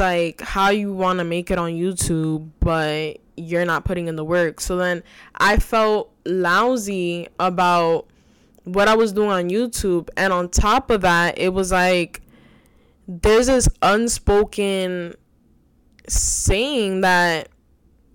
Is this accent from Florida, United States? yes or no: no; New York City, New York, United States; also born or lived in Bronx, New York City; I'm originally from the Bronx, but I was raised in Washington Heights, still reside in Washington Heights, which is New York City